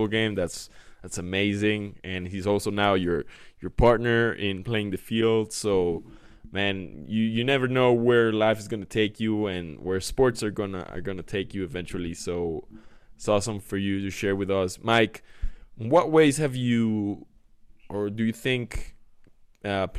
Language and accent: English; Mexico City, Mexico; I'm from Mexico City.